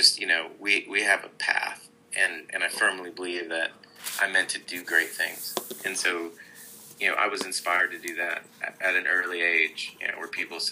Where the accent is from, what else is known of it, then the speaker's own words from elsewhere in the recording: Oklahoma, United States; moved away; also born or lived in Berkeley, California; I was raised in Oklahoma, one of the most conservative